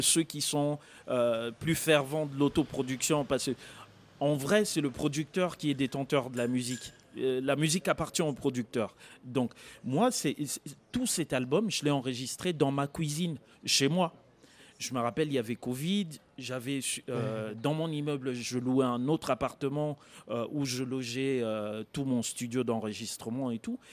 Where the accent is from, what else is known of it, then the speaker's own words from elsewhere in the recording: Kisangani, Tshopo, DR Congo; je suis congolais, j'ai grandi à Kisangani